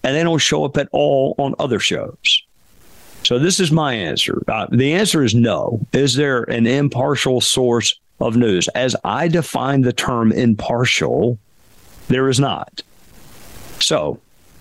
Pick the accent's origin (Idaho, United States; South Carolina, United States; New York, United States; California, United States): South Carolina, United States; Spartanburg; Wofford, which is a small liberal arts school in my hometown